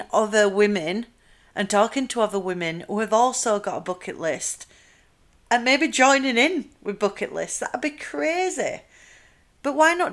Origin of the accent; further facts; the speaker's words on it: Yorkshire and the Humber, United Kingdom; accent: Yorkshire; I'm from South Yorkshire. I'll let you try and guess which area I'm from the accent.